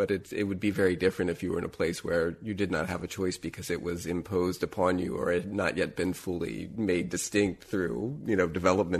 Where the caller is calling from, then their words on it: Appalachia, United States; even I'm calling you from Appalachia, where we're surrounded by forests.